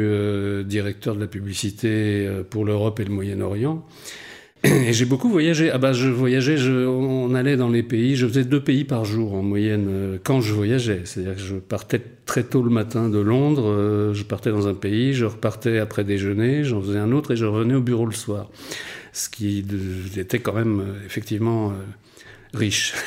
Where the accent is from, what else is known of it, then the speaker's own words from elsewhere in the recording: Rennes, Brittany, France; moved away as an adult; also born or lived in Paris / London; je suis breton en fait au départ, je viens de Rennes